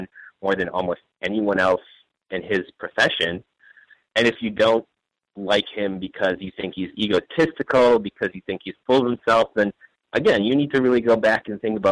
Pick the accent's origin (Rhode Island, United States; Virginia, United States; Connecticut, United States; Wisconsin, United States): Wisconsin, United States; I'm from Wisconsin